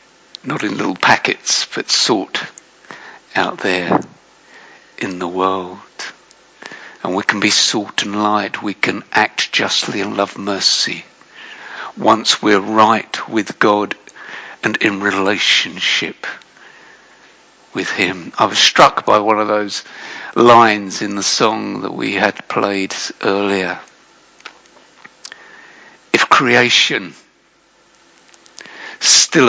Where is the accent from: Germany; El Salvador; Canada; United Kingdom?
United Kingdom; I'm British.